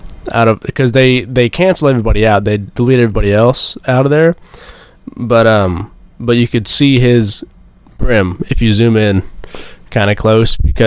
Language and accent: English; Texas, United States; moved away as an adult; now in Eminence, United States; I grew up in Texas